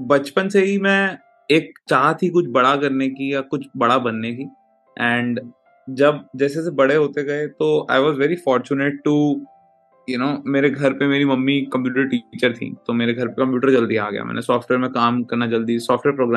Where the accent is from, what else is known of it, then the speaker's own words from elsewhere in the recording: Rohini, Delhi, India; मैं आ, दिल्ली के एक northern part of Delhi Rohini में पला बड़ा